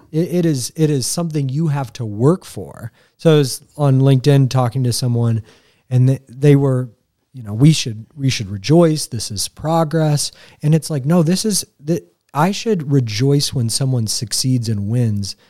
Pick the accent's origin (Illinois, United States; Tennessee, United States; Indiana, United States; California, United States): Indiana, United States; Greenfield; I'm from Greenfield. Like, I'm a marauder. I went to Mount Vernon High School